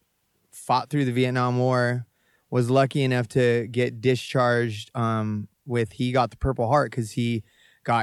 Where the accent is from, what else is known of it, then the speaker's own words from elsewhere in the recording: Kona, Hawaii, United States; also born or lived in Needles, California; I'm from Kona, in my mind